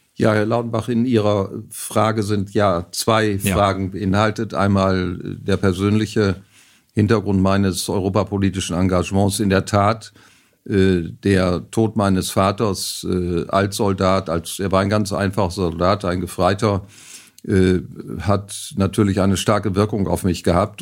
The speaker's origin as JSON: {"language": "German", "town": "Bersenbrück", "region": "Lower Saxony", "country": "Germany", "tie": "born or raised there", "said": "in meiner Geburtsstadt Bersenbrück im Landkreis Osnabrück"}